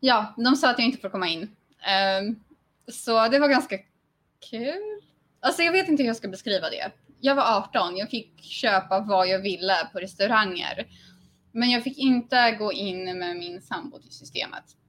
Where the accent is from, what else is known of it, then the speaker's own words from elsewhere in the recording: Sweden; now in Poland; jag är svensk